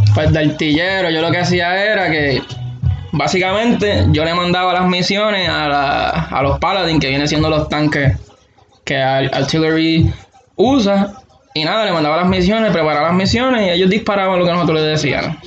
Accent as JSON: {"language": "Spanish", "town": "Aguada", "country": "Puerto Rico", "tie": "born or raised there", "moved": "as an adult", "lives_now": "Alaska, United States", "said": "Nacido y criado en Aguada, toda mi vida."}